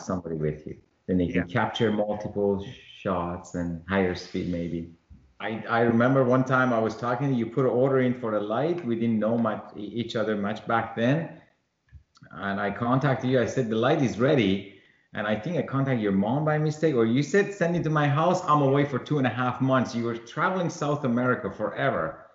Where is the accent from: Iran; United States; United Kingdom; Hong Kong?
Iran; moved away; I was born in Iran